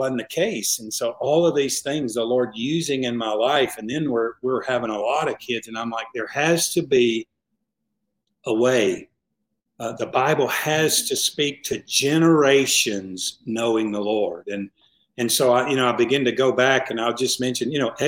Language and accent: English; the South, United States; I'm from the South.